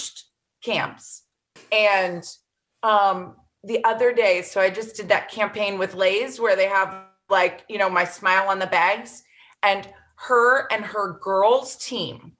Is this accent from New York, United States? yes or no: no; Florida, United States; Florida, my home state